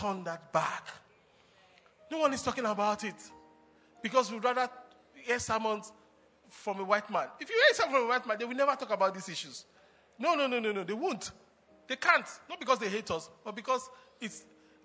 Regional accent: Nigeria; I told him I'm Nigerian

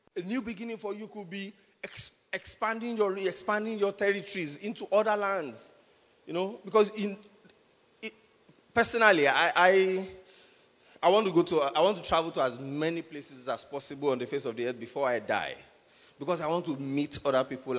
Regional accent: Nigeria; I'm a Nigerian now.

